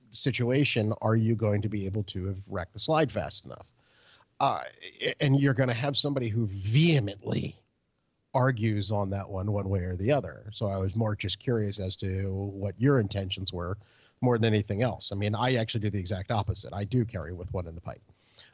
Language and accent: English; United States; I'm like, dude, because we're Americans, the answer is hell no.